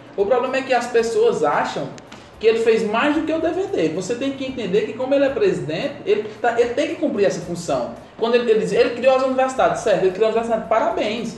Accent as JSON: {"language": "Portuguese", "town": "Patos", "region": "Paraíba", "country": "Brazil", "said": "do sertão paraibano, é, eu sou da cidade de Patos"}